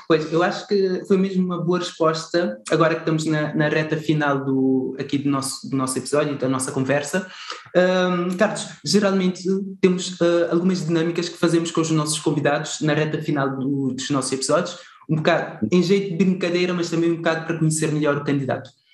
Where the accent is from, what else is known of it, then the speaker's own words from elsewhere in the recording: Cape Verde; como bons cabo-verdianos que somos